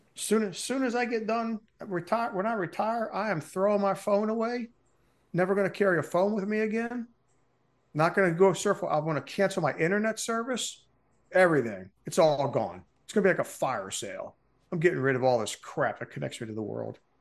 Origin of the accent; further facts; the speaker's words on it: Baltimore, Maryland, United States; I grew up in Baltimore, Maryland.